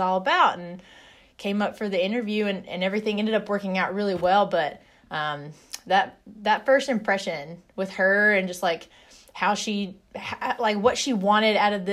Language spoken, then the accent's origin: English; North Carolina, United States; also born or lived in Carbondale, Illinois; I grew up in North Carolina